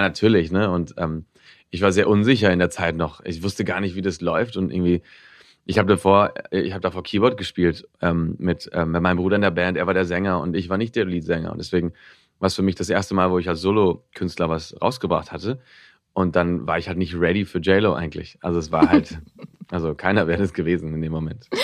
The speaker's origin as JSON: {"language": "German", "town": "Barcelona", "region": "Catalonia", "country": "Spain", "tie": "born or raised there", "also_born_or_lived": "Tokyo, Japan", "first_language": "Spanish", "said": "in, Barcelona, bis ich zehn war, bin ich da aufgewachsen und bin immer auf die deutsche Schule gegangen"}